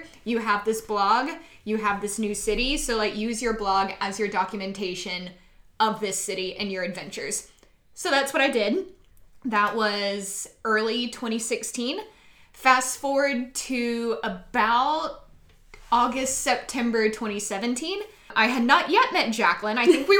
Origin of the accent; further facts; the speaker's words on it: Atlanta, Georgia, United States; now in Chattanooga, United States; I'd been to Chattanooga several times growing up. I grew up in Atlanta, so we used to come up here a couple times during the year just to get out of Atlanta for a little bit.